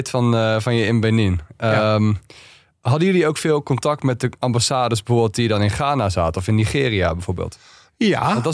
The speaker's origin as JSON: {"language": "Dutch", "country": "Netherlands", "said": "we zijn Nederlanders"}